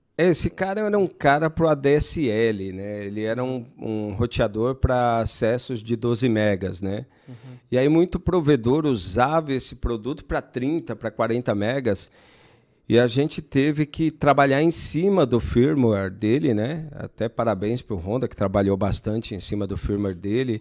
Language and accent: Portuguese; Brazil; Minha mãe tem uma escola lá na Zona Sul. Uhum. E foi onde eu nasci, onde a gente morou bastante tempo tal